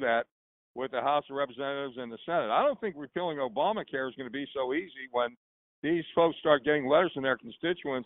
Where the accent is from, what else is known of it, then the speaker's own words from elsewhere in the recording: New Kensington, Pennsylvania, United States; I grew up in a town called New Kensington